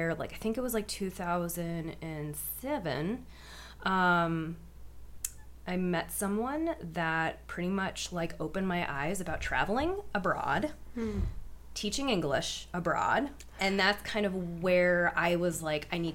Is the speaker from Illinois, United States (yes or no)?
no; Erie, Pennsylvania, United States; I was born and raised in Erie, PA.